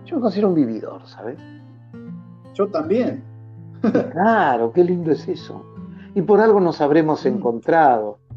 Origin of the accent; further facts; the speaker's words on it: Esquina, Corrientes, Argentina; desemboca justo frente a la ciudad donde nací y donde vivo, en el Paraná, en, en un delta maravilloso, y la ciudad hace un recodo para que el río muera en el Paraná. Entonces, esa es la esquina, ¿no?